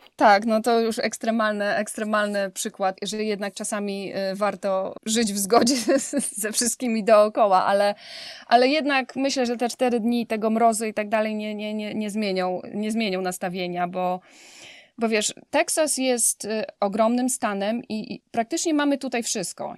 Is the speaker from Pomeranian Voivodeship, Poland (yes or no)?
no; Leżajsk, Subcarpathian Voivodeship, Poland; moved away as an adult; now in Houston, United States; Obydwoje jesteśmy z Leżajska, z Podkarpacia